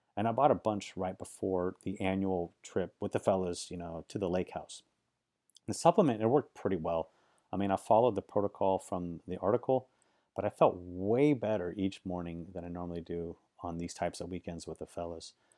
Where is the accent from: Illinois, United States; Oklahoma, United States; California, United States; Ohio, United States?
California, United States; Silicon Valley; I grew up in Silicon Valley